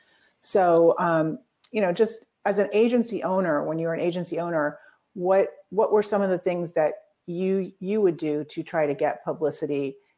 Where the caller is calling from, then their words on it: Celebration, Florida, United States; So welcome, Jabez, and I'm coming from Celebration, Florida.